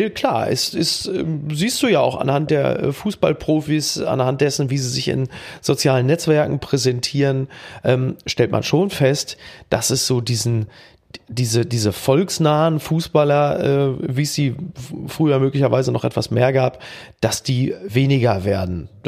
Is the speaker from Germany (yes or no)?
yes; Castrop-Rauxel, North Rhine-Westphalia, Germany; Aufgewachsen in Castro